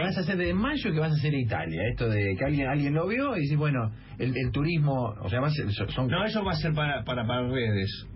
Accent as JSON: {"language": "Spanish", "country": "Argentina", "said": "también argentino yo"}